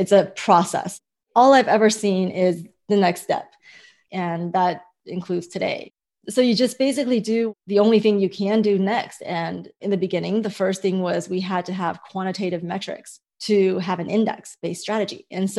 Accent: United States; also born or lived in Hong Kong; And I realized the difference that growing up in America and the difference that freedom made in my life and also in these various markets.

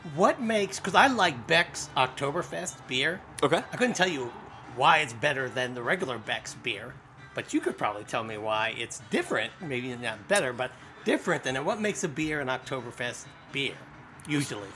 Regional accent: Colesville, Maryland, United States; I'm a native to this area. I grew up in Colesville.

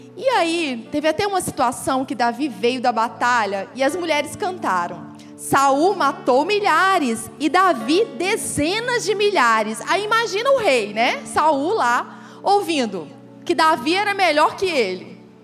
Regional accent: Goiás, Brazil; moved away as an adult; also born or lived in Rio de Janeiro; lá no Rio, e aí eu era goiana, então eu era diferente, né? dos cariocas. O sotaque já era diferente.

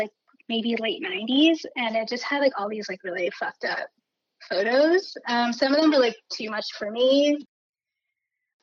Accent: a suburb outside of Philadelphia, Pennsylvania, United States; moved away as an adult; now in New York, United States; I grew up in a suburb outside of Philly

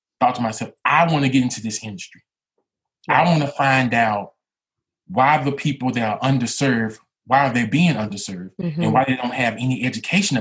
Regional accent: Memphis, Tennessee, United States; Where I'm from Memphis, Tennessee

